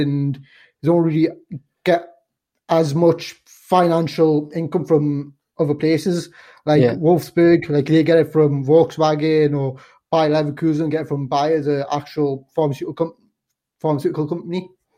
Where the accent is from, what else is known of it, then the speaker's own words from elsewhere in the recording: Newcastle upon Tyne, North East England, United Kingdom; I was born in Newcastle